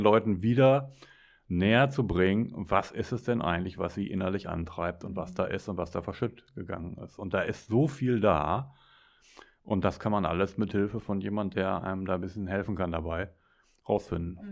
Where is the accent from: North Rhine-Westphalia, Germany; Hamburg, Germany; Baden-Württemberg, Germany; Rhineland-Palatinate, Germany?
North Rhine-Westphalia, Germany; Ruhr area; weil ich komme aus dem Ruhrgebiet